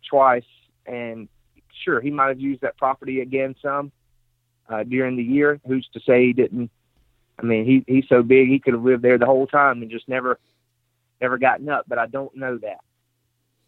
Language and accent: English; Mississippi, United States; I'm from Mississippi